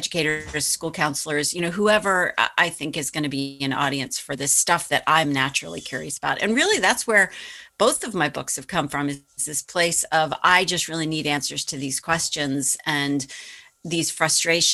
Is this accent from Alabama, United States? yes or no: no; Boston, Massachusetts, United States; my hometown paper